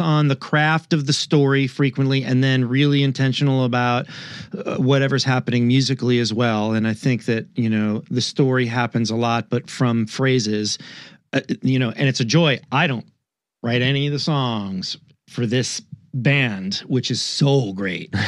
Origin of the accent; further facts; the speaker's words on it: New York, United States; I'm from New York